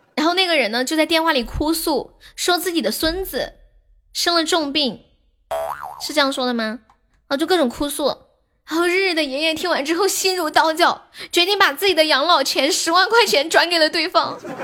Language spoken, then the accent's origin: Chinese; Sichuan, China; 我是四川的